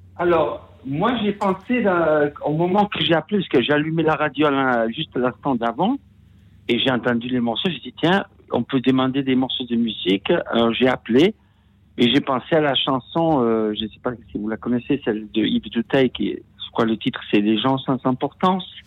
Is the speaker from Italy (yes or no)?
yes; Rome, Lazio, Italy; French is a second language; moved away as an adult; now in France; je suis né à Rome un jour de Noël, que je vis en France depuis 30 ans